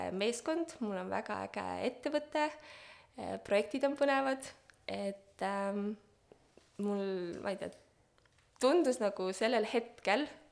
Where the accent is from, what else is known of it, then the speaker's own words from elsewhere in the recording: Estonia; moved away; ma olen hästi pikalt Eestist ära elanud äh,. ma tulin tagasi kaks tuhat kaheksateist